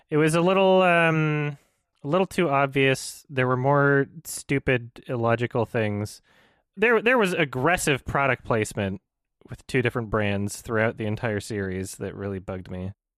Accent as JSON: {"language": "English", "town": "Edmonton", "region": "Alberta", "country": "Canada", "tie": "born or raised there", "said": "The Lobby in Edmonton, which is my hometown"}